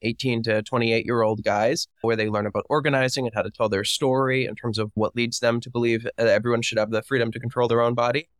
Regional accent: Miami, Florida, United States; moved away as an adult; I am from Miami, Florida

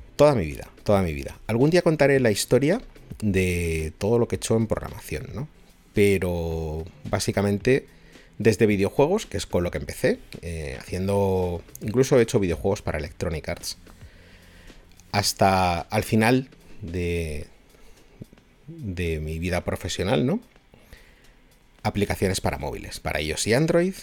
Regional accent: Spain; soy de España y vivo en Madrid

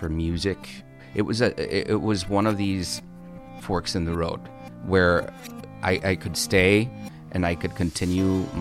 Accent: Holland, Michigan, United States; moved away as an adult; also born or lived in Texas / Los Angeles; I'm originally from Michigan. I was born in Texas, lived there for a couple years, but then most of my childhood and adolescence was spent in Michigan

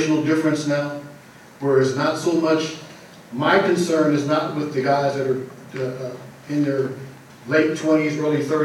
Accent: Richmond, California, United States; as an African-American male growing up in Richmond and still living in Richmond

